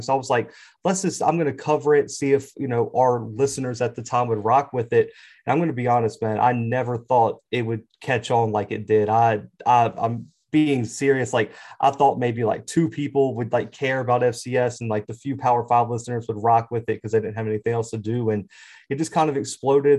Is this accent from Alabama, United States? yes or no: yes; Mobile, Alabama, United States; I'm originally from Mobile, Alabama